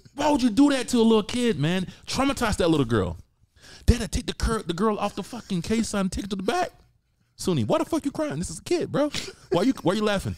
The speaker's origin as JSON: {"language": "English", "region": "the South", "country": "United States", "said": "I'm from the South, right? So I pronounce my words different"}